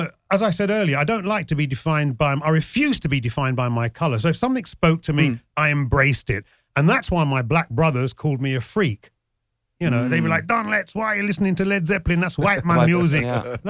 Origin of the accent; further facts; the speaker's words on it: Jamaica; Hell yeah! I'm a Jamaican. Style is in our DNA. And it's not only being a Jamaican, it's a working class thing.